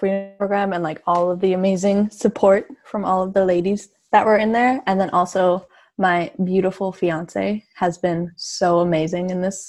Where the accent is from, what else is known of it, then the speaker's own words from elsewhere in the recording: Salmon Arm, British Columbia, Canada; moved away as an adult; now in Victoria, Canada; I'm from like a really small town in like mid BC.